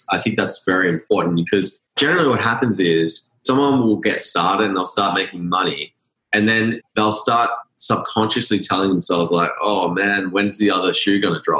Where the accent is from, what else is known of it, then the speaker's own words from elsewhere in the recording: Australia; I think one aspect too, growing up in Australia, I don't know if you guys notice this, but there's the tall poppy syndrome